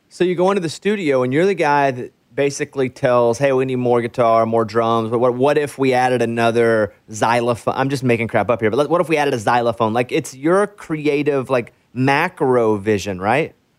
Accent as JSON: {"language": "English", "region": "Arkansas", "country": "United States", "tie": "born or raised there", "said": "I grew up in Arkansas"}